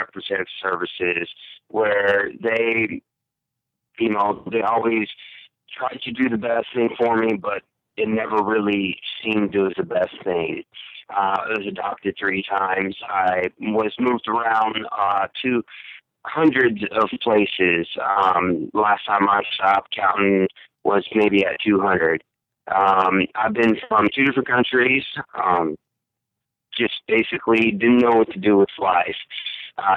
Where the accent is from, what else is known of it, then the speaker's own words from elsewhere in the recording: Russia; now in United States; I was originally born and raised in Russia, Kemerovo, Moscow, Russia